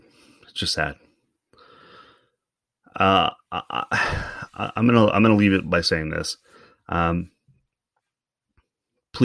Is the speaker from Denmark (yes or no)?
no; Canada; we're as Canadian as we say we are